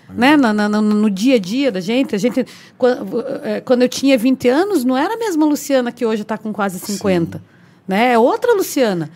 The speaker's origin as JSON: {"language": "Portuguese", "town": "Paranaguá", "region": "Paraná", "country": "Brazil", "tie": "born or raised there", "said": "eu nasci e fui criada ali atrás da Caixa d'Água, né, na Vila Paranaguá"}